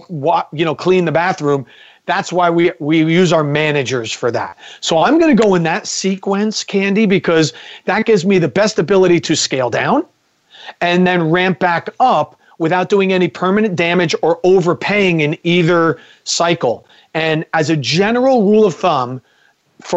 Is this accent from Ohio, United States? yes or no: no; New Jersey, United States; I'm from New Jersey